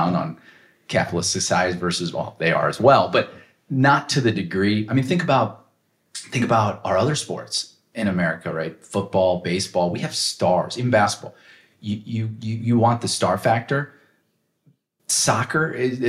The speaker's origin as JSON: {"language": "English", "country": "United States", "said": "I'm an American"}